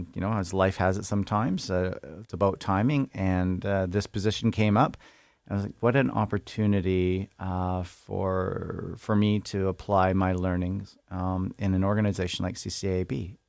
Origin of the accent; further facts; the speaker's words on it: Thunder Bay, Ontario, Canada; So, I grew up in Thunder Bay. My dad was a logger. My grandfather was a logger. My other grandfather worked as in the gas pipelines in Northern Ontario.